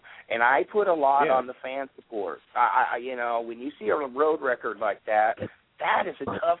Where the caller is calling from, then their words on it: California, United States; I'm in California, and I can tell you what I'm talking about because I'm in California. We don't have a team here in Southern California, in the L.A. area, okay?